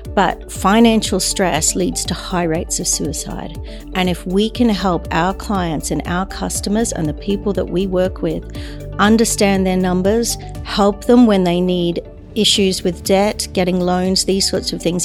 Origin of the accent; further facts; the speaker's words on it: Brisbane, Queensland, Australia; moved away as an adult; also born or lived in New York; now in London, United Kingdom; I was away from my hometown of Brisbane